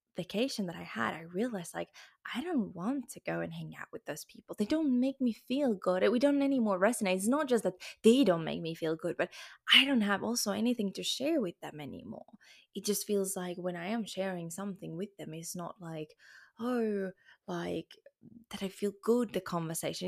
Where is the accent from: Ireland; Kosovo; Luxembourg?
Luxembourg; now in Spain; I'm actually born in Luxembourg and French is my second language. I was in French kindergarten.